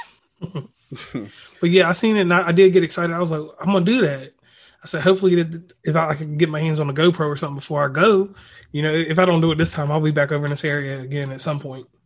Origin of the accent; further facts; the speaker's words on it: Lynchburg, Virginia, United States; I'm originally from Virginia. I'm from the middle of Virginia, a little place called Lynchburg